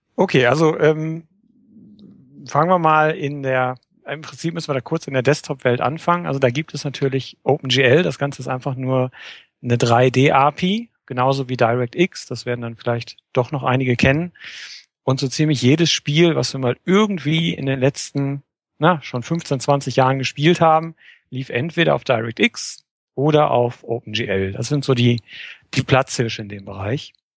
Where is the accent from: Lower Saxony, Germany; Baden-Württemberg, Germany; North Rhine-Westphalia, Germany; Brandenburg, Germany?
North Rhine-Westphalia, Germany; Oberhausen; ich komme aus dem schönen Oberhausen